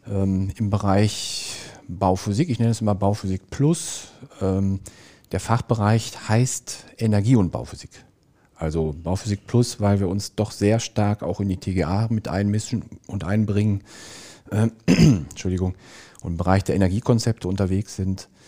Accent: Dorsten, North Rhine-Westphalia, Germany; ich komme ursprünglich aus Dorsten, das liegt in der Nähe von Bochum.

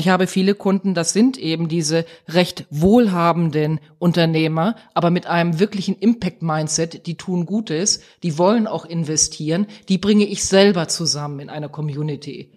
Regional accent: Eckernförde, Schleswig-Holstein, Germany; moved away; also born or lived in Essen; in Eckernförde da ein bestimmtes Gebäude, das ist in meiner Heimat, das liegt an der Ostseeküste

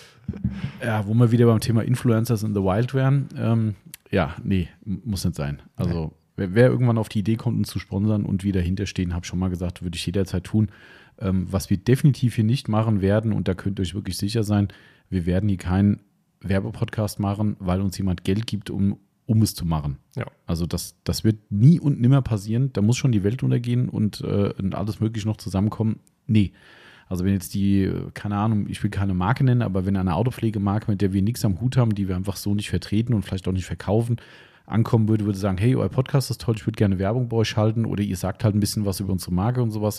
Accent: Hessians, Hesse, Germany; also born or lived in Idstein; als Hessen

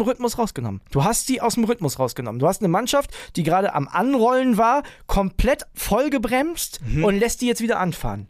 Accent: Germany; als Deutscher

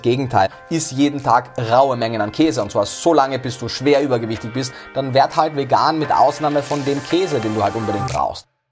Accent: Austria; Denn ich komme aus Österreich

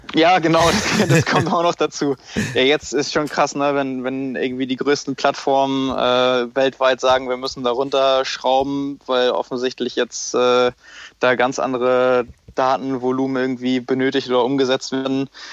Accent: Lübeck, Schleswig-Holstein, Germany; moved away as an adult; now in Hamburg, Germany; nach Lübeck in meiner Heimat

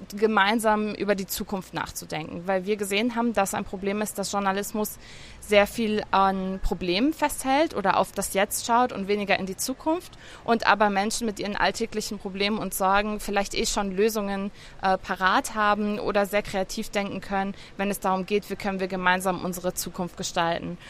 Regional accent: Germany; now in Lebanon; mich als Deutsche, die im Libanon lebt

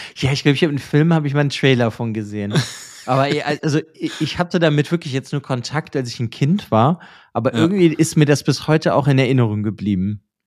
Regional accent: Germany; bei uns in Deutschland

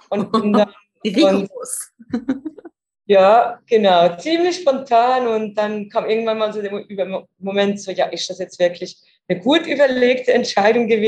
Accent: Zurich, Switzerland; ich komme ursprünglich aus der Schweiz, aus Zürich

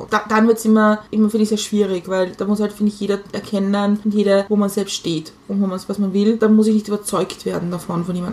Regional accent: Lower Austria, Austria; ich bin in Niederösterreich aufgewachsen

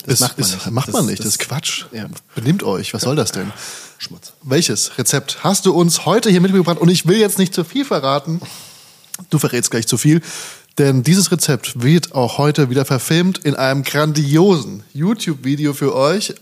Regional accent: Hesse, Germany; also born or lived in Frankfurt / Hamburg; now in Berlin, Germany; ich bin ja nicht mal aus Frankfurt, habe nur lange gelebt. Ich bin ja aus von der Bergstraße

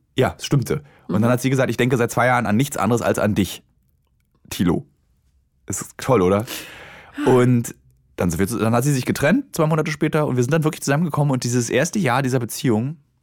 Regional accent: Berlin, Germany; also born or lived in Hamburg; als Berliner hat man ja ein soziales Umfeld in Berlin

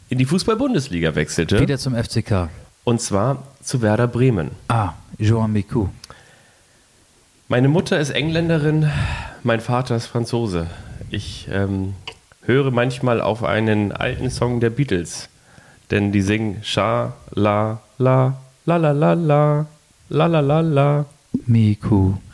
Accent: Lagos, Nigeria; Ich komme aus Nigeria. Ganz genau wurde ich 1974 in Lagos geboren.

